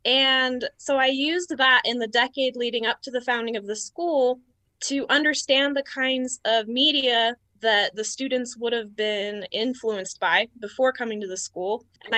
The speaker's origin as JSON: {"language": "English", "town": "West Jordan", "region": "Utah", "country": "United States", "said": "I'm from West Jordan"}